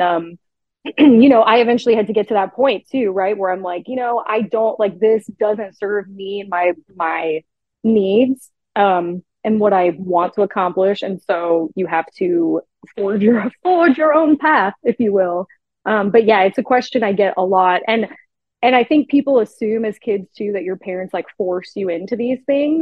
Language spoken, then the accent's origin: English; Riverside, California, United States; accent: Southern California; moved away as an adult; now in Atlanta, United States; People ask me like where my accent is from. I'm like, no, I'm just from Southern California